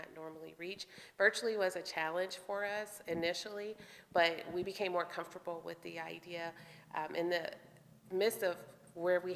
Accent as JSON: {"language": "English", "country": "United States", "tie": "born or raised there", "said": "I grew up here in the Quad Cities"}